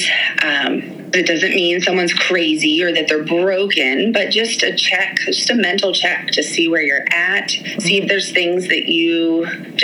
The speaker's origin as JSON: {"language": "English", "town": "Pittsburgh", "region": "Pennsylvania", "country": "United States", "also_born_or_lived": "Maryland / England", "moved": "as an adult", "said": "We're both from Pittsburgh"}